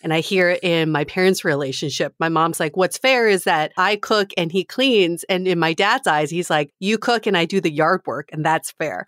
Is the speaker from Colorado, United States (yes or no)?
yes; Fort Collins, Colorado, United States; I'm from Fort Collins